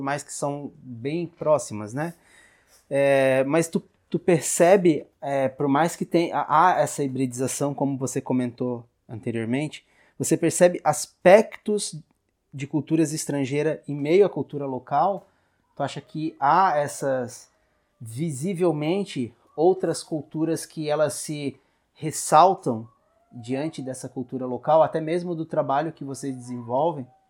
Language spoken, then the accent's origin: Portuguese; Garopaba, Santa Catarina, Brazil; como um morador de Garopaba, que nasci em Garopaba